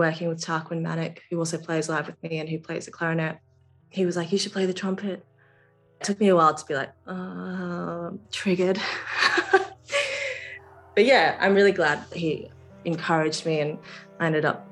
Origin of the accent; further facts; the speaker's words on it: Brisbane, Queensland, Australia; moved away as an adult; also born or lived in London; I grew up in Brisbane